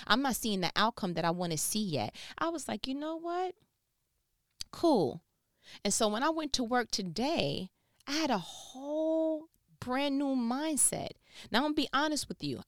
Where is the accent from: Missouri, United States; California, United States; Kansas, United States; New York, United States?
New York, United States; moved away as an adult; now in Southern United States; I'm not from here culturally, I'm from New York